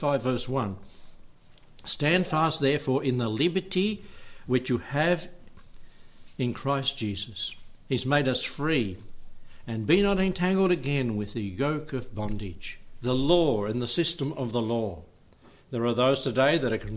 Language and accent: English; Warburton, Victoria, Australia; that's just the hospital I was born in, down at Warburton.